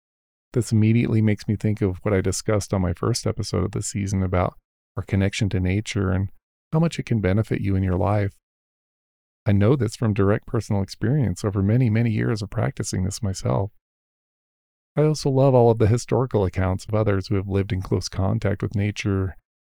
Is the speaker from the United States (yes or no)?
yes; Rocky Mountains, United States; I was blessed with growing up in the Rocky Mountains, and that has been my playground for nearly all of my life. Growing up in the mountains and spending so much time out in nature has been absolutely the best part of my life.